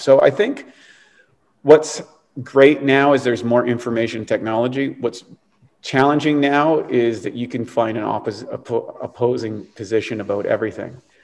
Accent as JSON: {"language": "English", "region": "East Coast of Canada", "country": "Canada", "tie": "born or raised there", "said": "I was a Canadian kid growing up on the East Coast in a very rural place."}